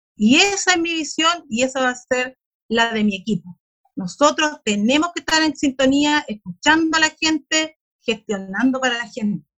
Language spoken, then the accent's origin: Spanish; Bulnes, Ñuble, Chile; yo soy de Bulnes, de una comuna rural también de la región